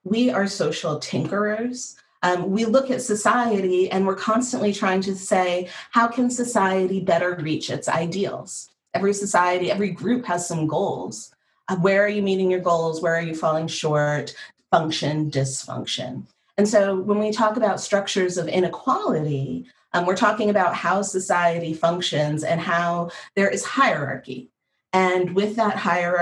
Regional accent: Northeast, United States; I'm from the Northeast

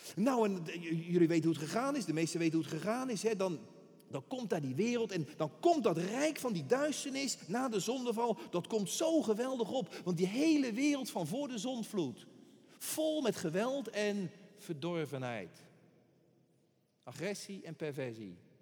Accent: Rotterdam, South Holland, Netherlands; Ik ben een Rotterdammer, ik, ben, ik blijf altijd een tiener. Een tiener, bedoel ik dan. Hier geboren, in een rook van Rotterdam getogen

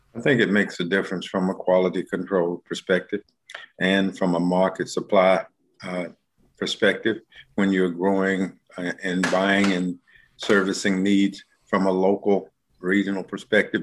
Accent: Charlotte, North Carolina, United States; I am a native Charlottean, born and reared

